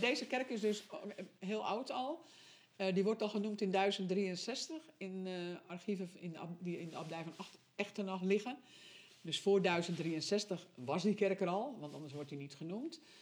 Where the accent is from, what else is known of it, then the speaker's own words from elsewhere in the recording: Sint Maarten, North Holland, Netherlands; moved away as an adult; now in Wognum, Netherlands; ik kom uit Sint Maarten. Dat ligt in het westen van West-Friesland